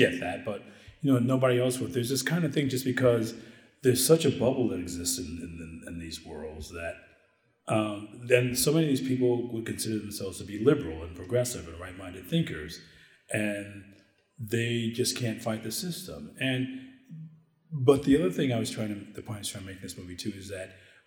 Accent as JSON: {"language": "English", "town": "Detroit", "region": "Michigan", "country": "United States", "said": "I'm from Detroit and I have family here"}